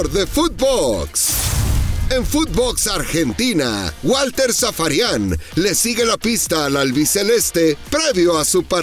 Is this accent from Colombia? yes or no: yes; Colombia; Yo sé, los colombianos de alguna manera somos muy ordenados, muy disciplinados, muy respetuosos, pero va, ya, juguemos al fútbol que a los colombianos también nos gusta el tiquitaca.